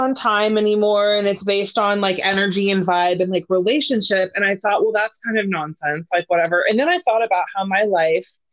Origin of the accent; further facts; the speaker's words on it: Northern California, United States; I'm like from Northern California, which is like right by Mount Shasta